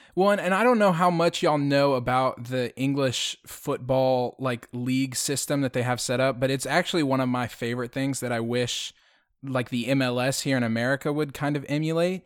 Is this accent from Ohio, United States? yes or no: no; Houston, Texas, United States; moved away; I'm originally from Houston